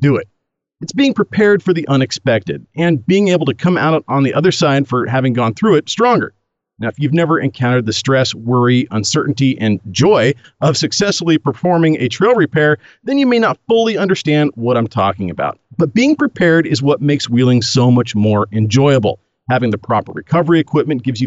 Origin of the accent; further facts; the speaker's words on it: Oregon, United States; I'm from Oregon, land of the Birkenstock-wearing, tree-hugging, Prius-driving granola chuggers